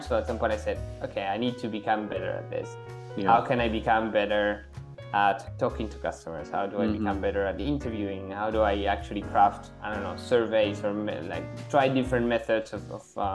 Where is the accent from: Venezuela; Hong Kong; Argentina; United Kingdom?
Argentina; also born or lived in Treviso, Italy / Germany; now in Barcelona, Spain; I'm originally from Argentina